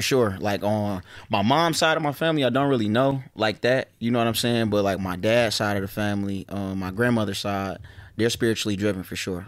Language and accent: English; Detroit, Michigan, United States; I'm from Joy Road. I'm from a real part of my neighborhood, you know, and I'm not one of the ones that grew up and start claiming my hood because everybody else was claiming, like, I was born from the soil.